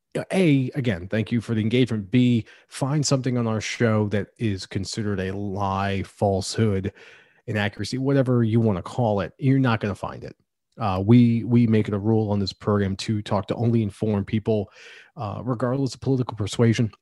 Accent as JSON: {"language": "English", "country": "United States", "lives_now": "Pennsylvania, United States", "said": "as an American"}